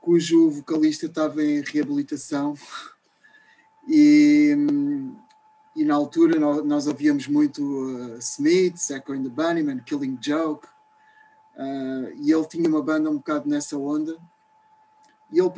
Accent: Lisbon, Portugal; born there; also born or lived in Rio de Janeiro; em 1990, voltei para Lisboa, {S255} uhum. {S1} que é a cidade onde eu, onde eu nasci, e depois de 12 anos no Rio, voltei para Lisboa

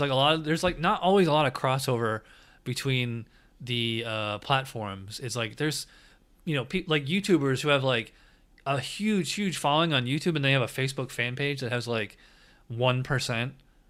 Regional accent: Schenectady, New York, United States; now in Florida, United States; I'm originally from upstate New York. I'm originally from Schenectady.

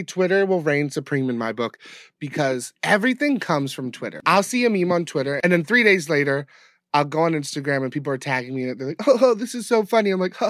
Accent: Bowie, Maryland, United States; Bowie, which was my hometown

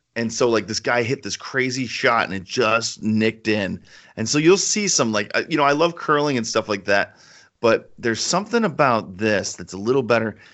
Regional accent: Connecticut, United States; we're from Connecticut

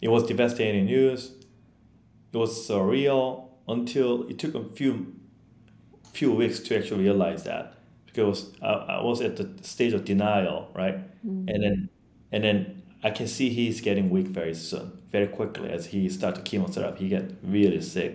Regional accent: Yeosu, South Jeolla, South Korea; English is a second language; moved away as an adult; also born or lived in Long Island, New York, United States; now in United States; I didn't even go back to my hometown because it's a suburb. I have to take a train to go back to my home

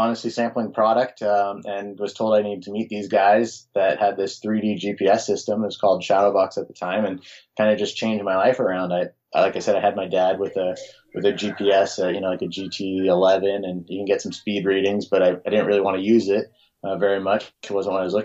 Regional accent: Los Angeles, California, United States; moved away as an adult; also born or lived in Davis, California; now in Hood River, United States; I grew up in Los Angeles

